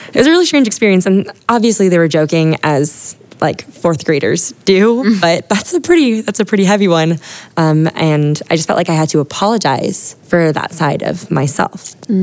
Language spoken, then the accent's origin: English; Honolulu, Hawaii, United States; now in San Diego, United States; I grew up in Hawaii